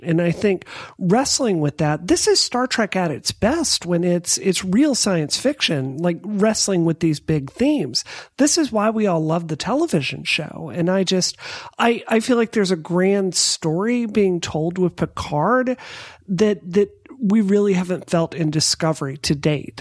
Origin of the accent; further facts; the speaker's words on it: Mississippi, United States; I grew up in Mississippi.